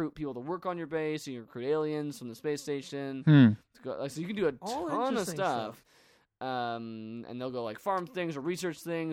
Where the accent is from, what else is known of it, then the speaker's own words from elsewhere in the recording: United Kingdom; I say this as a Brit